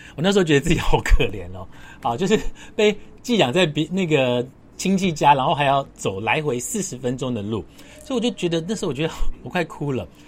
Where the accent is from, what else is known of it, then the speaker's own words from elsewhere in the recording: Taipei, Taipei City, Taiwan; also born or lived in Nanfang'ao, Su'ao, Yilan County, Taiwan; 把我接回来台北，在小学三年级的下学期。小学下学，小， 小学下学期，三年级下学期的时候，我被转回来台北。那时候因为我住在五星街，然后我的学，国小在三星国小，大家知道，就是基隆路啊，那个三星国小